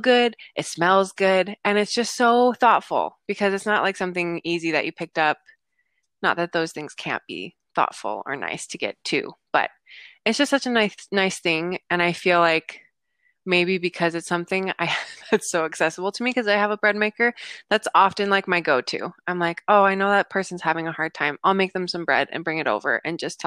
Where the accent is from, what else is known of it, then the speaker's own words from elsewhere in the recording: United States; I was growing up in the States